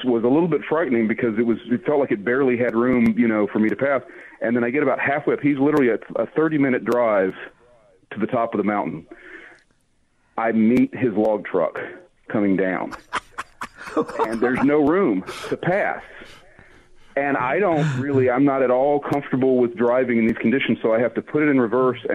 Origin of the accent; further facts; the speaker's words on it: Alabama, United States; I'm from Alabama